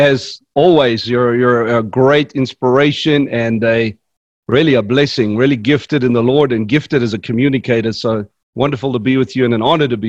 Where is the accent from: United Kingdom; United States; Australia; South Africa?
South Africa; born there; I was born in South Africa